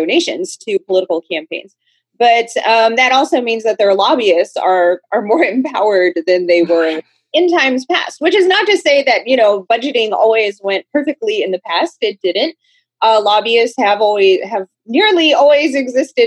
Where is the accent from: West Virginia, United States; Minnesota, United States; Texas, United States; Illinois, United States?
Texas, United States; I'm from Texas.